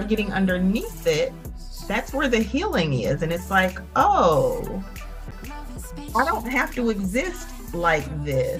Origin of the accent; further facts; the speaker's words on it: Arkansas, United States; now in North Carolina, United States; I live in North Carolina. I'm originally from Arkansas. And so, you know, pretty Southern, pretty country